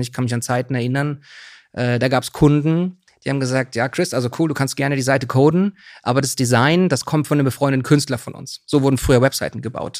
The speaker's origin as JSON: {"language": "German", "region": "Swabia", "country": "Germany", "tie": "born or raised there", "also_born_or_lived": "Bautzen, Saxony / Hamburg", "moved": "yes", "lives_now": "Berlin, Germany", "said": "aufgewachsen bin ich in Süddeutschland im Schwaben"}